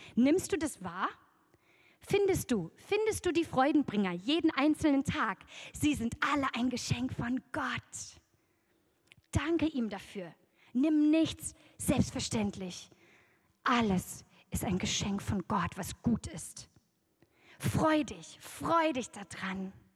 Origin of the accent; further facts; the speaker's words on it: Oberbergisches Land, North Rhine-Westphalia, Germany; im Oberbergischen, wo ich herkomme